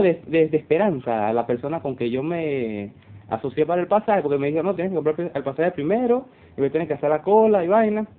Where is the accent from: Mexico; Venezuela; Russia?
Venezuela; moved away as an adult; la, salida como tal de Venezuela